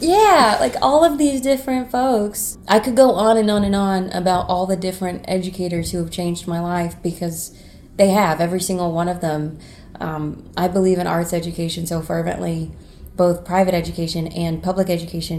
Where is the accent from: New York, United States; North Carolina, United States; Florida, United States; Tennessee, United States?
North Carolina, United States; moved away as an adult; I'm from North Carolina, and I went to school for a very short time at Western